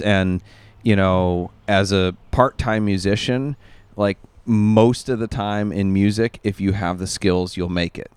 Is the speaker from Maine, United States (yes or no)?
yes; Maine, United States; moved away; Where I grew up in Maine